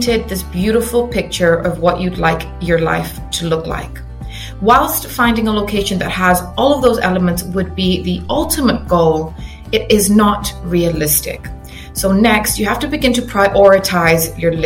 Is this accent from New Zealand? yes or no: no; Cyprus; moved away as an adult; also born or lived in England, United Kingdom / Reading, United Kingdom; now in United Kingdom; I was originally born and raised in Cyprus